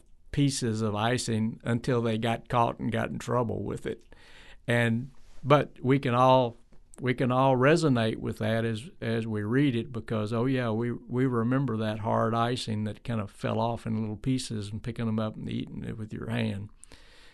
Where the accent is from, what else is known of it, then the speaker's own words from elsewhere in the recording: Tennessee, United States; I was from Tennessee